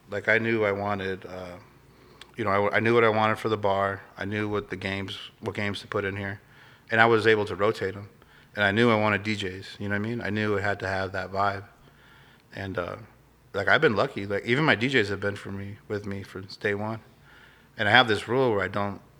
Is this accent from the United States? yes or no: yes; Glendale, Arizona, United States; I grew up in Glendale, so okay. I'm I'm from, you know, Phoenix.